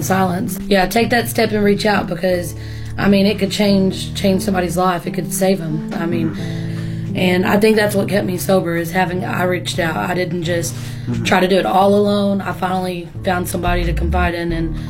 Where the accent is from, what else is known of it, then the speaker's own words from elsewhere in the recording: Wichita Falls, Texas, United States; I'm from Wichita Falls, Texas. I'm 31.